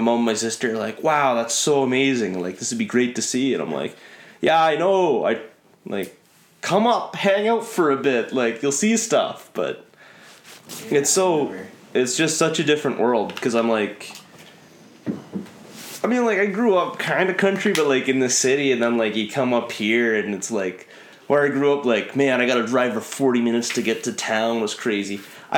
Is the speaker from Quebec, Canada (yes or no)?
no; Lindsay, Ontario, Canada; I'm from Lindsay, Ontario. So if you don't know where that is, about kind of where Barrie, Peterborough, that same area, about an hour and a half north of Toronto.